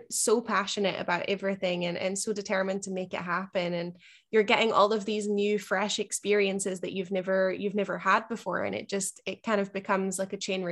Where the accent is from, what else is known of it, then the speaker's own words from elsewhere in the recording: Scotland, United Kingdom; moved away; I definitely did not grow up in South Florida. you know, rainy Scotland is about as far from that as you can get